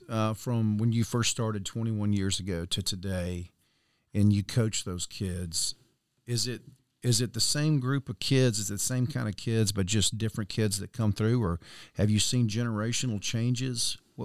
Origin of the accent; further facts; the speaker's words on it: Mobile, Alabama, United States; I'm from Mobile.